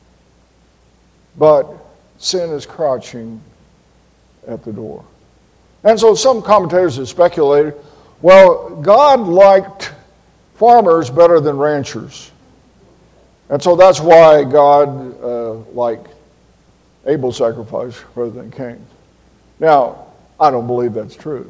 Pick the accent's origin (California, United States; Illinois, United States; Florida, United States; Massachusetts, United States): Florida, United States; Tallahassee; I grew up in Tallahassee, Florida